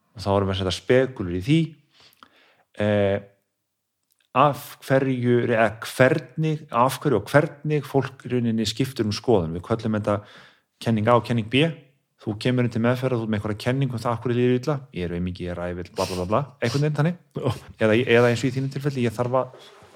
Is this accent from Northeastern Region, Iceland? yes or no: no; Kópavogur, Capital Region, Iceland; now in Garðabær, Iceland; Ég er úr Kópói